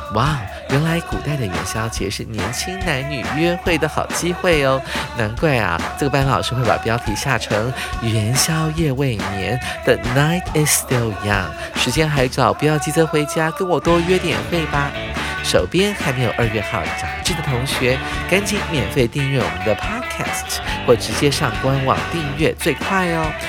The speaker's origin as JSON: {"language": "Chinese", "country": "Taiwan", "said": "对我们台湾人还有中国人来讲呢，大概是十天到半个月这么长"}